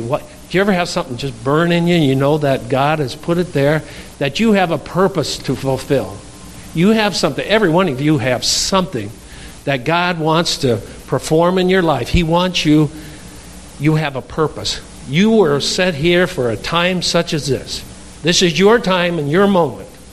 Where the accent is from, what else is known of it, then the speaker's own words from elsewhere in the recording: Darlington, Wisconsin, United States; I'm from Darlington, Wisconsin